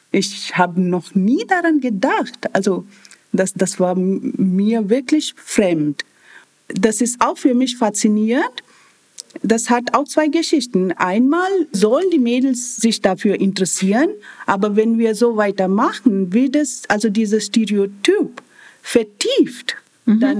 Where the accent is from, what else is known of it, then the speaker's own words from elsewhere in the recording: India; German is a second language; moved away as an adult; now in Germany; Und ich komme aus Indien. Ich bin vor so über 20 Jahren hierher gekommen als schon IT-Berufstätige.